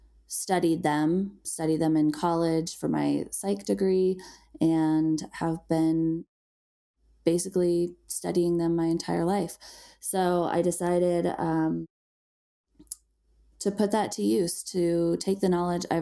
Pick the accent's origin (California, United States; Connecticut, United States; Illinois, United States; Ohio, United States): Illinois, United States; moved away as an adult; now in Colorado, United States; I was raised in Illinois.